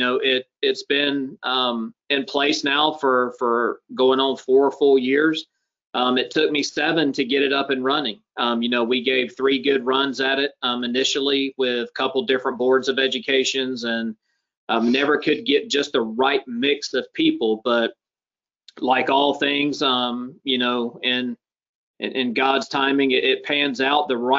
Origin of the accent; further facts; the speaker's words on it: United States; I was born and raised in Clayton County, where I now have the privilege to serve as fire chief.